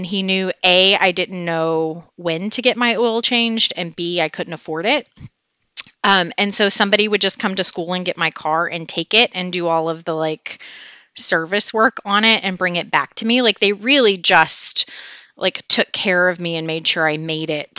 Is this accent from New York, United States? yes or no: no; West Memphis, Arkansas, United States; also born or lived in Clinton, Arkansas; I'm from a little town outside of Clinton originally, and then moved to West Memphis when I was 5. Grew up in the Memphis area